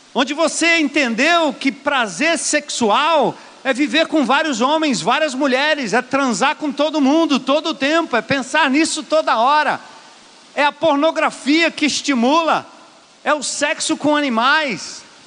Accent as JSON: {"language": "Portuguese", "region": "São Paulo", "country": "Brazil", "said": "eu sou de São Paulo e minha mãe sempre votou no Paulo Maluf"}